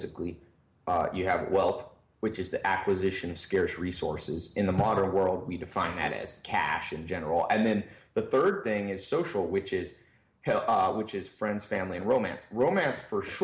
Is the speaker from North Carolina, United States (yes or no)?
yes; North Carolina, United States; also born or lived in California; I lived in a mobile home when I was a teenager and in, you know, North Carolina. I was born in California